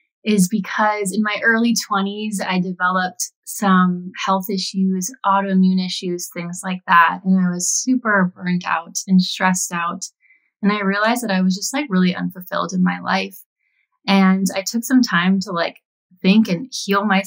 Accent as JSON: {"language": "English", "region": "California", "country": "United States", "tie": "born or raised there", "moved": "as an adult", "lives_now": "Nashville, United States", "said": "I am located in Nashville. I grew up in California my whole life, but I moved here 2 years ago"}